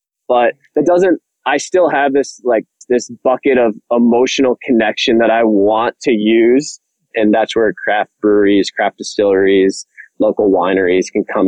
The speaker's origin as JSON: {"language": "English", "town": "Ann Arbor", "region": "Michigan", "country": "United States", "tie": "born or raised there", "also_born_or_lived": "England / London", "said": "I lived in England, and I grew up in Ann Arbor and moved back home to start a family."}